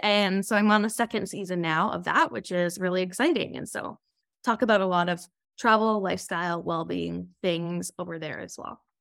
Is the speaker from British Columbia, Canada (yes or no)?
yes; Okanagan, British Columbia, Canada; now in Toronto, Canada; I did grow up in the Okanagan, but currently I'm living out in Toronto, Ontario.